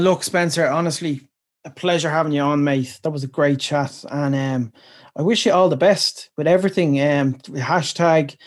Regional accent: Dublin, Leinster, Ireland; I'm from Dublin

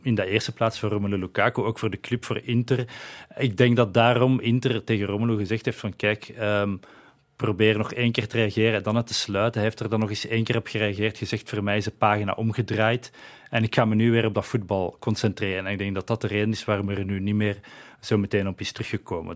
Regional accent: Flanders, Belgium

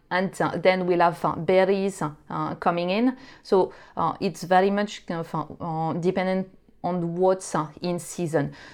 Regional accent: France; English is a second language; now in United Kingdom; you would probably hear that I'm not originally from the UK. So I uh, I grew up in France

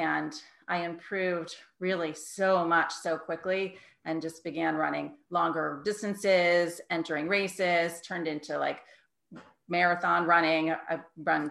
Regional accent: New York City, New York, United States; moved away as an adult; also born or lived in Connecticut; now in Ridgefield, Connecticut, United States; I'm originally from New York

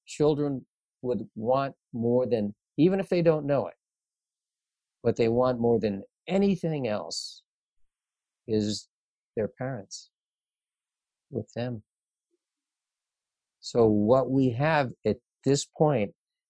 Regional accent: Detroit, Michigan, United States; I grew up in Michigan, in Detroit.

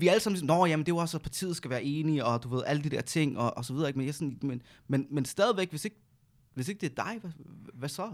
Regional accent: Næstved, Zealand, Denmark; Jeg kommer også fra 47, 4700 næste

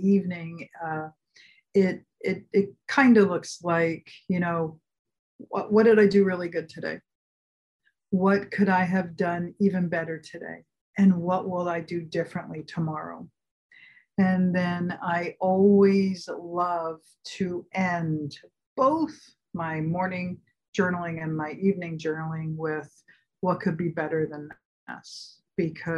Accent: Philadelphia, Pennsylvania, United States; now in California, United States; I grew up in Philly

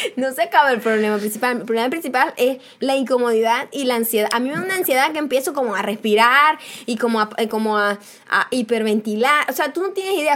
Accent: Venezuela; now in United States; yo soy venezolana

